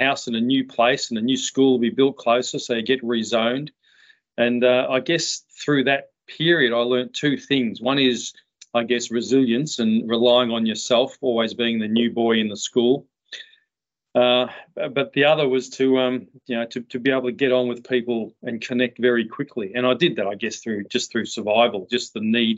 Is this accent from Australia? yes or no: yes; Melbourne, Victoria, Australia; I was born in Middle Park in Melbourne